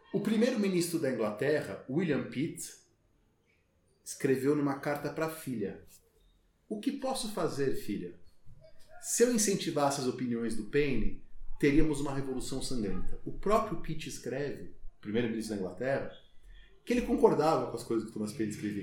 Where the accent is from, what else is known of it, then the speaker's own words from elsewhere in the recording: São Paulo, Brazil; moved away as an adult; also born or lived in Brasília; E como eu sou de São Paulo, minha família é de São Paulo